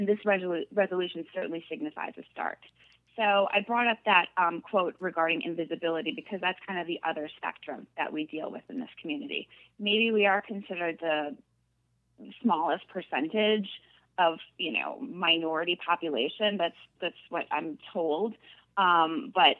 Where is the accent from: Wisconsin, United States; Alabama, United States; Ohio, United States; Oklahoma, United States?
Wisconsin, United States; Wausau; moved away as an adult; also born or lived in Madison, Wisconsin / Los Angeles, California; I am originally from Wausau